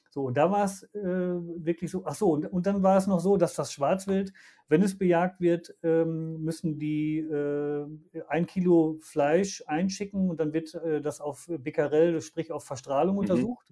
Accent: Germany; wir als Deutsche

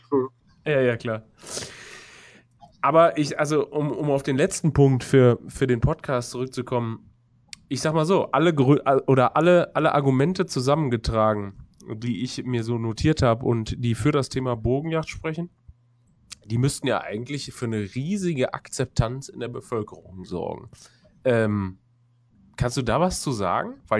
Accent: Düsseldorf, North Rhine-Westphalia, Germany; ich komme selber zum Beispiel aus Düsseldorf da weiß ich, dass auf den innerstädt äh, innerstädtischen großen Friedhöfen beispielsweise ja auch regelmäßig gejagt wird.

